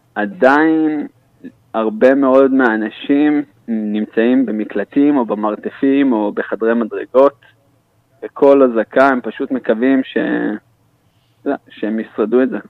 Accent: Israel; אני ישראלי

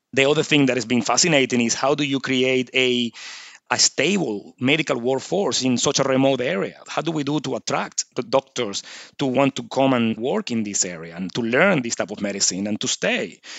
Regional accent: Venezuela; moved away as an adult; now in Nhulunbuy, Australia; I'm originally from Venezuela, as you can probably pick up by the accent.

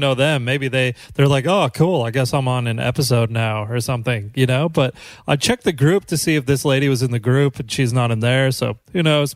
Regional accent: Johnson County, Kansas, United States; Johnson County where I grew up in Kansas

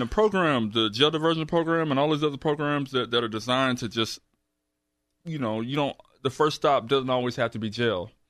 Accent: Houston, Texas, United States; I grew up right around the corner here in Navy, Southwest Houston.

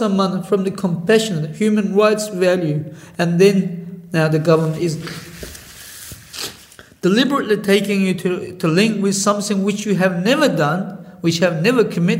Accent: Kucha, Xinjiang, China; born or raised there; moved away as an adult; now in Australia

